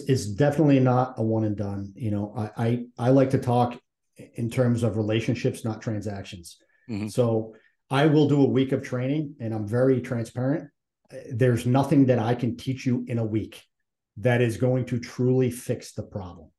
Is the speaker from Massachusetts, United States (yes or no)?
yes; Massachusetts, United States; I'm from Massachusetts